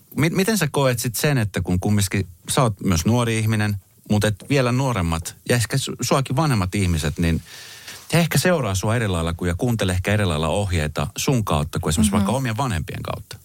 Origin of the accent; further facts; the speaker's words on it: Colombia; now in Finland; Mä oon siis itse Kolumbiasta kotoisin